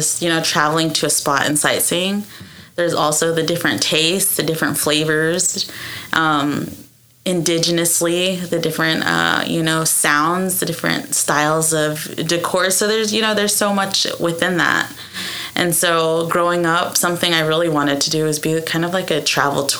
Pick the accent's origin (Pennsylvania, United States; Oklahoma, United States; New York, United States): Oklahoma, United States; Ada; moved away as an adult; also born or lived in Arizona / Waco, Texas; born and raised Ada, Oklahoma